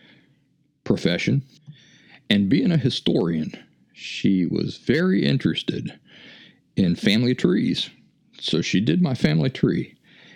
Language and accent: English; West Virginia, United States; moved away; also born or lived in Philadelphia; where are you from? I said, well, West Virginia